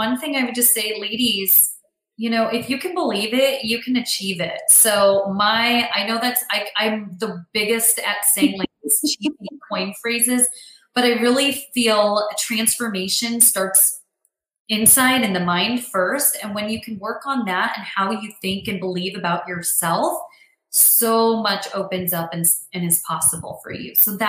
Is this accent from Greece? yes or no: yes; Greece; …, …, Greek, like I'm from Greece, Greek.com.